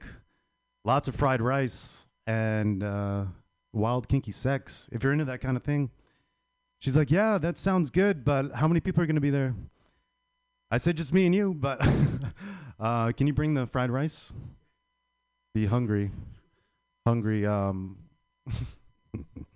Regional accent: Las Vegas, Nevada, United States; I'm from Las Vegas

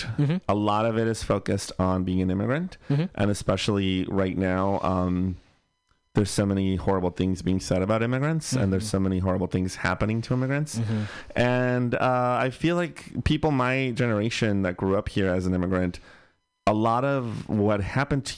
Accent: Bay Area, California, United States; born or raised there

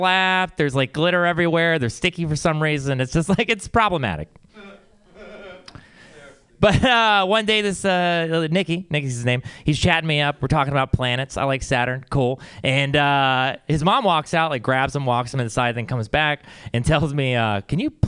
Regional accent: Texas, United States; now in San Francisco, United States; I come from Texas, and I've always been, you know, it's a conservative place

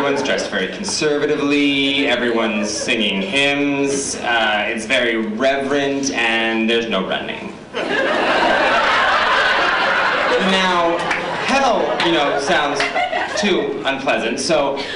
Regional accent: Utah, United States; moved away; born and raised in Utah, which is a red state.

